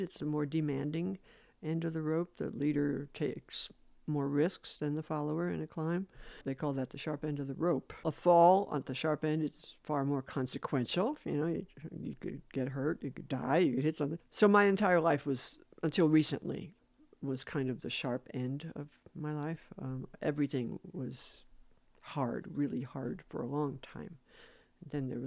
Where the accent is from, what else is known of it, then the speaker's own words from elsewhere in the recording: New York City, New York, United States; we're from New York City